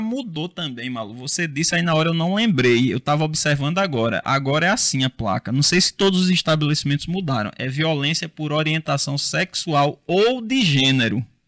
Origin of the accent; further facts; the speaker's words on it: Rio Tinto, Paraíba, Brazil; lá na minha cidade, lá em Rio Tinto